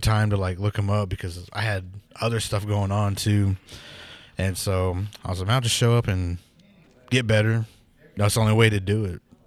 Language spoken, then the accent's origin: English; Pawnee, United States; I'm from Pawnee